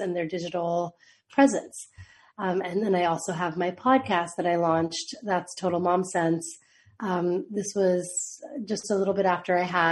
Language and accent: English; United States; also born or lived in Mumbai, India / Boston, United States / Miami, United States; growing up just outside DC, where I'm from